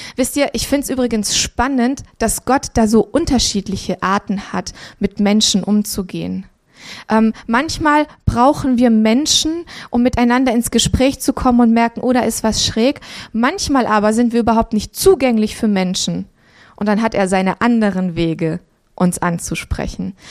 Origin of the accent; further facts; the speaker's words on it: Transylvania, Romania; moved away; wir sind in Transsilvanien geboren